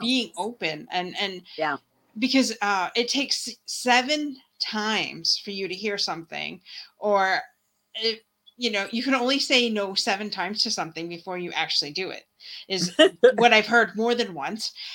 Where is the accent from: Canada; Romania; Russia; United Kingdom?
Canada; Windsor, Ontario; where I live in Windsor, Ontario